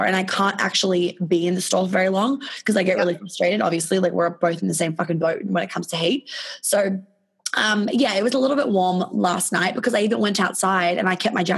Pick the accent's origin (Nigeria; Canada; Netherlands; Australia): Australia; accent: Australian; moved away